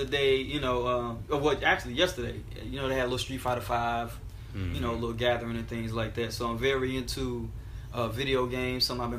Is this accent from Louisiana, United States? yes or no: no; Alabama, United States; A lot of times people don't even believe I'm from Alabama because they think that, you know, being Southern is monolithic